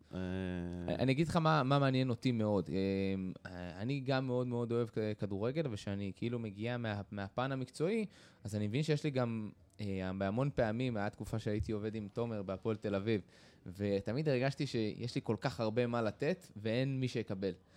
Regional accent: Israel; אני גדלתי בקיבוץ

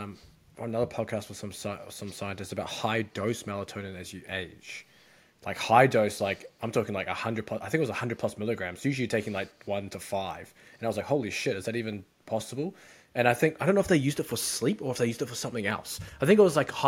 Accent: New Zealand; moved away; I grew up in New Zealand

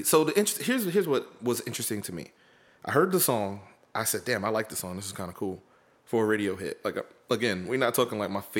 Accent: the South, United States; from the South

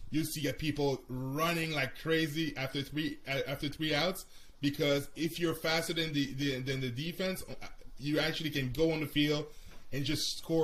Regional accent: Canada; like I'm Canadian so I see the sports differently

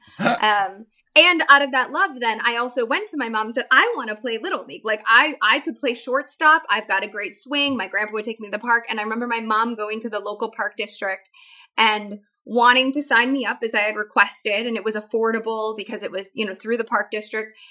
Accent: Chicago, Illinois, United States; I grew up in Chicago

